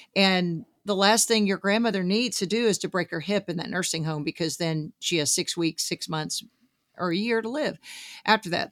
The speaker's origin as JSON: {"language": "English", "region": "Southeast Arkansas", "country": "United States", "tie": "born or raised there", "said": "I grew up some in Southeast Arkansas, which has a lot of cotton farming"}